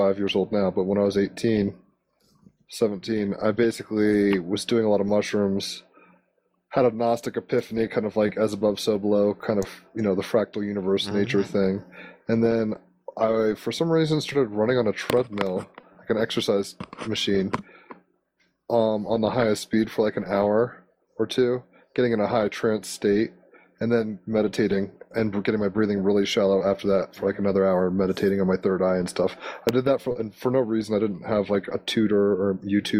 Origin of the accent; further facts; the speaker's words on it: Virginia, United States; also born or lived in Honolulu, Hawaii; I'm from the East Coast of America, from Virginia and all around the Mid-Atlantic